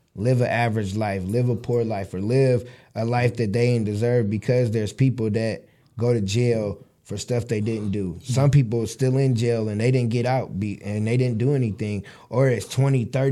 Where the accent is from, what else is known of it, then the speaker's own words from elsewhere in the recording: Michigan City, Indiana, United States; I'm from Michigan City, so it's a small town. So everybody know everybody.